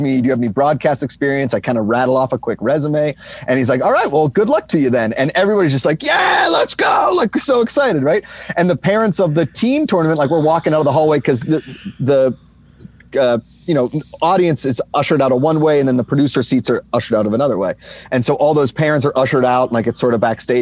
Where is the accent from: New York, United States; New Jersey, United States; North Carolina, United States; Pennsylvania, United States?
Pennsylvania, United States; Pittsburgh; moved away as an adult; now in Los Angeles, United States; grew up in Oakland, like neighboring towns